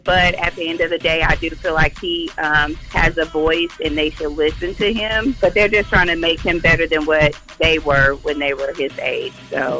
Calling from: Marietta, Georgia, United States; I'm calling from Marietta.

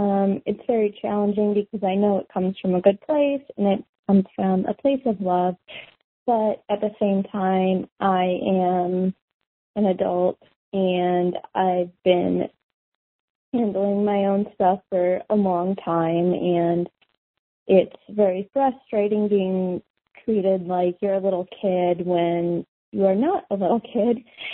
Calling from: Chicago, Illinois, United States; Hey, guys. … I'm calling from Chicago.

